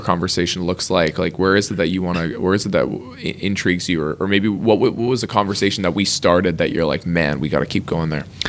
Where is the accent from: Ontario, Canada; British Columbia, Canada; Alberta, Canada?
British Columbia, Canada; Lower Mainland; we are from the Lower Mainland of British Columbia in Canada